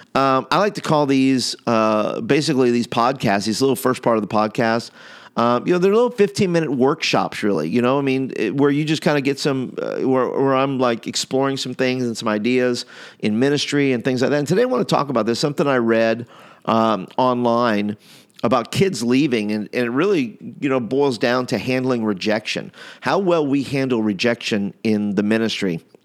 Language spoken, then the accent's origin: English; New York, United States; now in Alabama, United States; I'm from New York